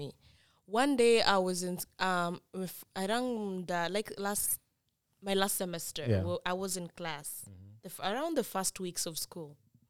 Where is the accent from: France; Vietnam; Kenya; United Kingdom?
Kenya; Kisumu, Kisumu County; also born or lived in Kisii; Somebody like me, I have never owned a jacket. I was born and raised in Kisumu.